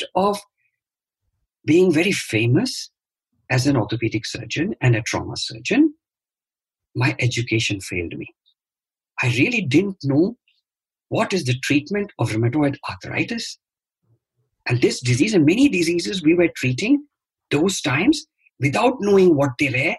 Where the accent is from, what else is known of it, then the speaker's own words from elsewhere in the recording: India; I'm from India, and I studied in King George's Medical School